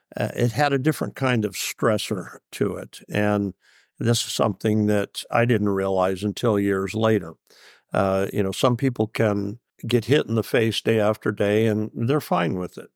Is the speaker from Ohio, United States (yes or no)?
no; Southern Oregon, United States; I grew up in Southern Oregon